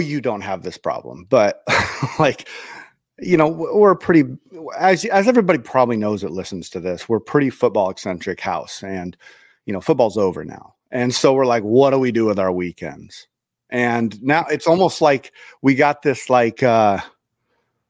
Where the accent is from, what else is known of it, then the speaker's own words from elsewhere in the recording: Idaho, United States; moved away; when I was growing up in Idaho